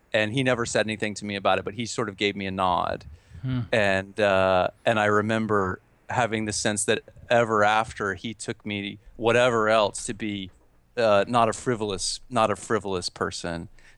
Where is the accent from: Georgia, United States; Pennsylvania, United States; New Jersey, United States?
Georgia, United States; I grew up in North Georgia, in a place called Forsyth County, north of Atlanta